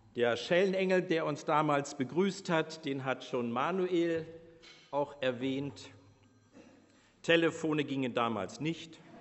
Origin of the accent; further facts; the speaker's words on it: Bavaria, Germany; moved away; ich als Bayer